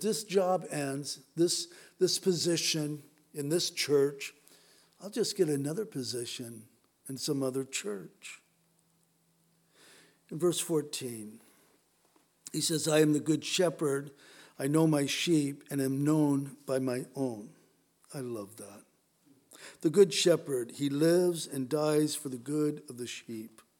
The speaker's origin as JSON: {"language": "English", "country": "United States", "said": "especially as American Christians"}